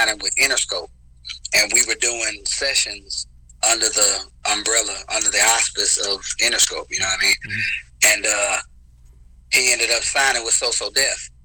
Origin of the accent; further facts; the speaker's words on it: Memphis, Tennessee, United States; moved away as an adult; also born or lived in Boston / California; I'm originally from Memphis, Tennessee. Born and raised